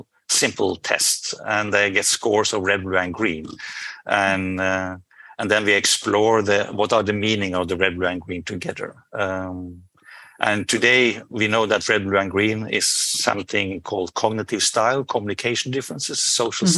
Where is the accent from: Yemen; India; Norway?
Norway; I'm from Norway